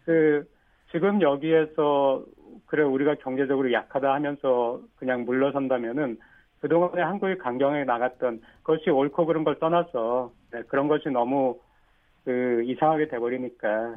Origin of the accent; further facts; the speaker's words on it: South Korea; now in Japan; 제가 일본에 있는 한국 사람이기 때문에